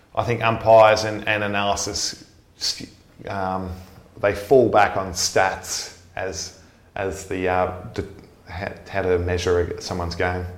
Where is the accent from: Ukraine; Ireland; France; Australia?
Australia; Melbourne, Victoria; moved away as an adult; now in Sydney, Australia; I grew up in Sandringham in Melbourne